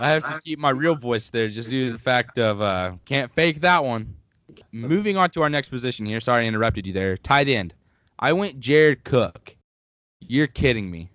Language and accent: English; Missouri Southern, United States; my hometown at Missouri Southern